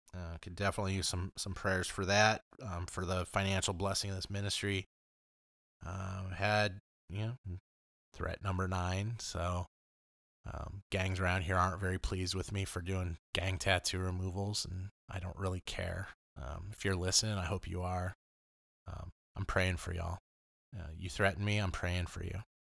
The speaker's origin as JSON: {"language": "English", "town": "Los Angeles", "region": "California", "country": "United States", "tie": "born or raised there", "also_born_or_lived": "Oswego", "moved": "yes", "said": "I grew up in Los Angeles"}